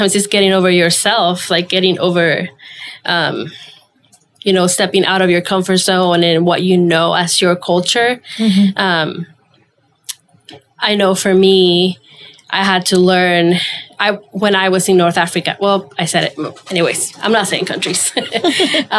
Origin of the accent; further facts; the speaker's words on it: Venezuela; moved away as an adult; now in United States; I was born and raised in Venezuela. That's my home